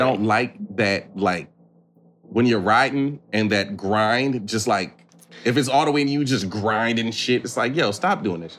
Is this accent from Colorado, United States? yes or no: no; Battle Creek, Michigan, United States; born or raised there